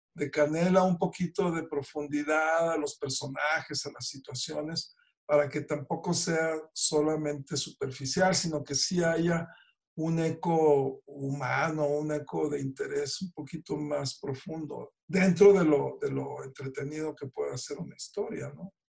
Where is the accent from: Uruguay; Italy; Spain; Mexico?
Mexico